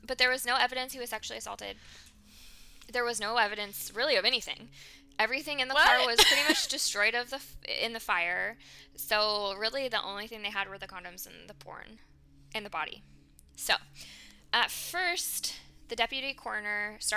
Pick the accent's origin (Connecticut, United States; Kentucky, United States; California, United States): California, United States; Calaveras County; I grew up in Calaveras County